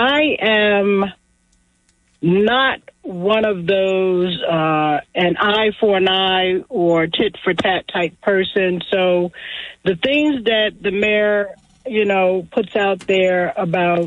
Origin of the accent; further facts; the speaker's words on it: Atlantic City, New Jersey, United States; born and raised in Atlantic City, a native of the inlet in Atlantic City.